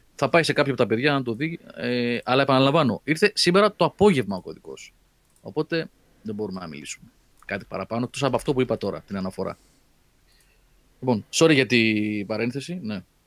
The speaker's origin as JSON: {"language": "Greek", "town": "Athens", "region": "Attica", "country": "Greece", "tie": "born or raised there", "said": "μπορεί να μεγάλωσα στην Αθήνα"}